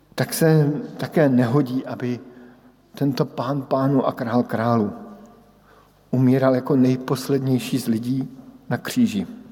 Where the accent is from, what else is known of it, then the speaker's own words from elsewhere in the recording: Brno, South Moravian Region, Czechia; moved away as an adult; odbočka na Brno. Do mého rodného města, odbočka domů, kde žijí moji sourozenci, kde žijí moji přátelé z dětství